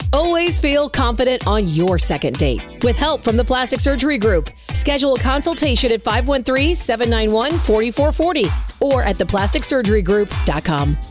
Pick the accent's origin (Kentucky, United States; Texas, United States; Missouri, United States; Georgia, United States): Kentucky, United States; Covington; I grew up in Covington